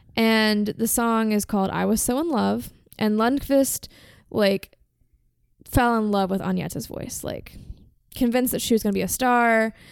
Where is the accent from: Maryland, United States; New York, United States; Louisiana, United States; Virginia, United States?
Virginia, United States; I'm American and I'm from Virginia and that's just how we say it.